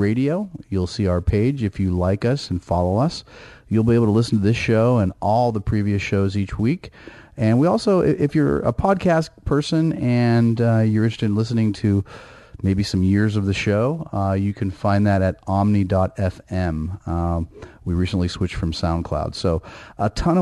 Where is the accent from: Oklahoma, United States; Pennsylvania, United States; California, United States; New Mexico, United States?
California, United States; Bay Area; I grew up in the Bay Area, know Northern California very well